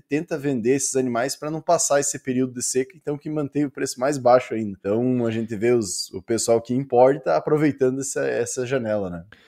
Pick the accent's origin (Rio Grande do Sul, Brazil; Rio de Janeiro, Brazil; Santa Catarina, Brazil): Rio Grande do Sul, Brazil; Northwest; sou natural do Noroeste